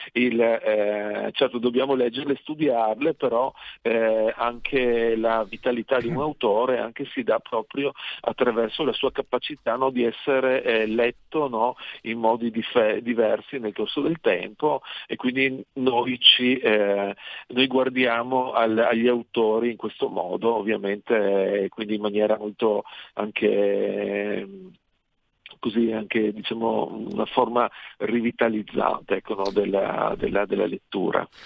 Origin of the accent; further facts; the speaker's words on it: Pieris, Friuli-Venezia Giulia, Italy; Pieri, dove sono nato io nel, nel Monfalconese